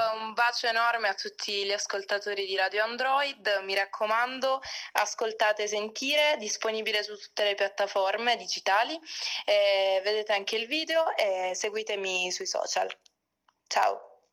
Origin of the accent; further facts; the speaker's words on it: Altamura, province of Bari, Apulia, Italy; moved away as an adult; now in Rome, Italy; vengo dal Tamura in provincia di Bari. Adesso mi sono trasferita da poco a Roma